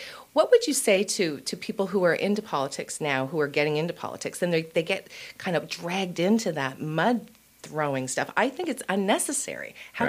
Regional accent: Sackville, Nova Scotia, Canada; I grew up in Sackville.

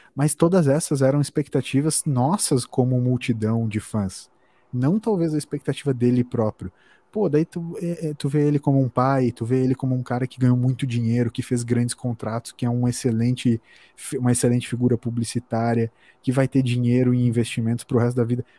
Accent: Brazil

